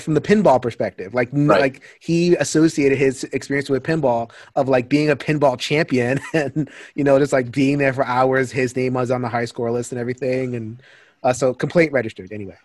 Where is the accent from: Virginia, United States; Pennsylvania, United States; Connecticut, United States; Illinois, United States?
Connecticut, United States; I'm from Connecticut